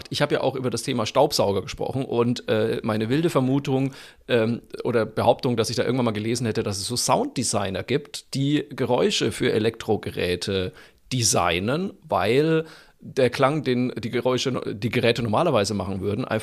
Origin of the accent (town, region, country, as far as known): Franconia, Bavaria, Germany